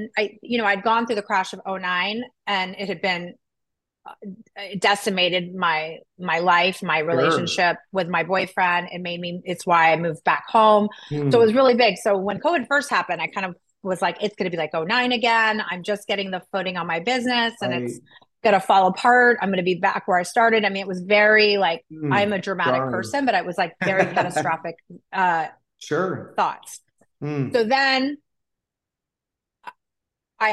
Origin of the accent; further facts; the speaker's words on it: Tampa, Florida, United States; I grew up in Tampa